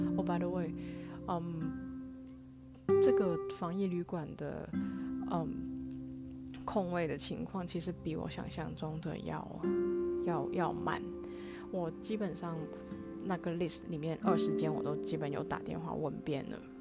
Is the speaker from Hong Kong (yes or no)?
yes; Hong Kong; also born or lived in New York, United States / Tainan, Taiwan; now in Taipei, Taiwan; 我目前人在台湾，那回来台湾之前，我是住在美国的纽约，我是来自香港